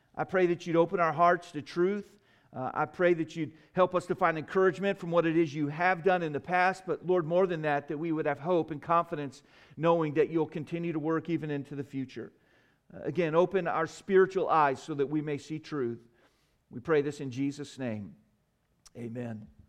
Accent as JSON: {"language": "English", "country": "United States"}